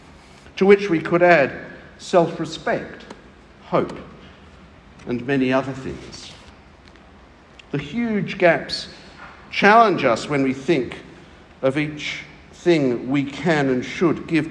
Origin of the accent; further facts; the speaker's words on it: England, United Kingdom; now in Australia; I come from England